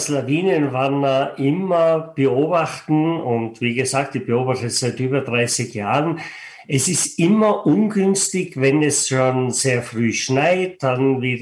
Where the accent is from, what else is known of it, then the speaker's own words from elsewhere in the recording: Stubai Valley, Tyrol, Austria; Ich bin selber ein Mensch aus den Bergen. Ich bin geboren und aufgewachsen im Stubetal und sitze momentan im Stubetal